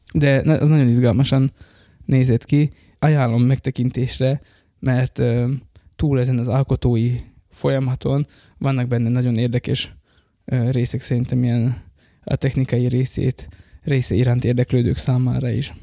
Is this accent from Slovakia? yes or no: yes; Slovakia; én pedig magyar vagyok, és ott élek Szlovákiában, de nem dolgozni mentem oda, hanem ott élek